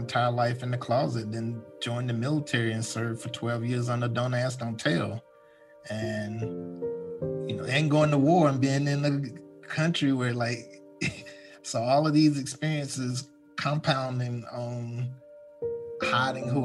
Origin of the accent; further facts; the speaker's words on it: Washington, North Carolina, United States; moved away; also born or lived in New York City; I was born in a small coastal town in eastern North Carolina called Washington, North Carolina